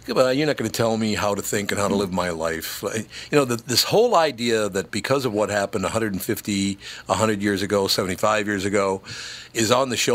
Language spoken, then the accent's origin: English; Minneapolis, Minnesota, United States; also born or lived in Grand Forks, North Dakota; that I grew up in North Minneapolis.